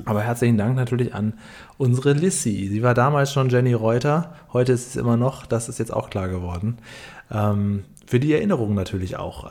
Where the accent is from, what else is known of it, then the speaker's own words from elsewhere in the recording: Northern Germany, Germany; also ich komme aus Norddeutschland